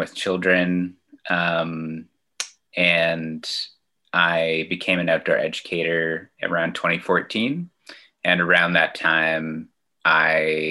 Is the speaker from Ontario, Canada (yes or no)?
yes; Kitchener, Ontario, Canada; moved away as an adult; also born or lived in London, Ontario / Cambridge, Ontario; now in Toronto, Canada; I was born in London, Ontario, and then I grew up in Kitchener, Waterloo, and I moved to Toronto in 2011.